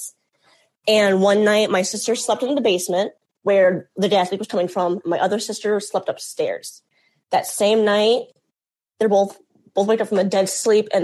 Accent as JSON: {"language": "English", "town": "Gary", "region": "Indiana", "country": "United States", "tie": "born or raised there", "said": "we grew up in Gary"}